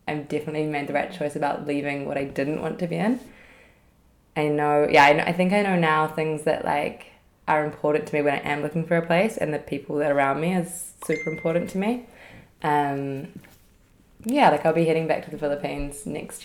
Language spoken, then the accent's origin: English; Auckland, New Zealand; moved away as an adult; also born or lived in London; I was born in Auckland, New Zealand